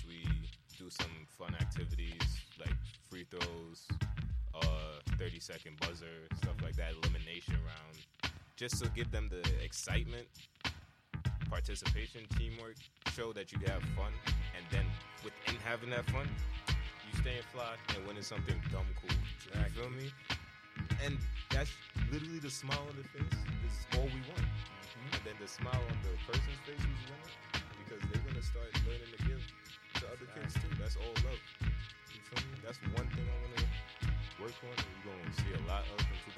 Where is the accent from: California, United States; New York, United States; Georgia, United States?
New York, United States; New York City; Coming from Brooklyn